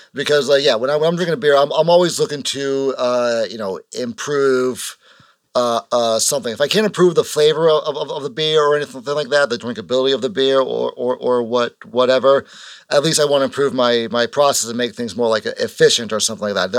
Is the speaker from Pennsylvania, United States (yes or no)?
no; Kingston, Massachusetts, United States; we're from Kingston, which is, like, south of Bo-